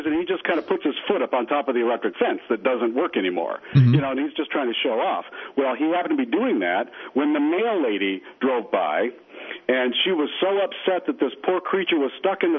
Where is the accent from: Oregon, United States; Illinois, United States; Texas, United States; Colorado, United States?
Colorado, United States; We're from Colorado, and you know, a lot of people don't know Colorado really doesn't have a lot of snow. Not down in the plains. We're in the desert